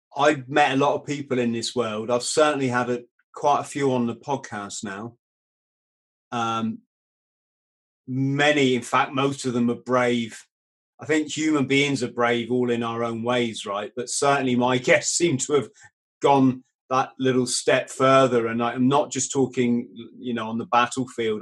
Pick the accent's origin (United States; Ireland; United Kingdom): United Kingdom; England; It's this is England. We're British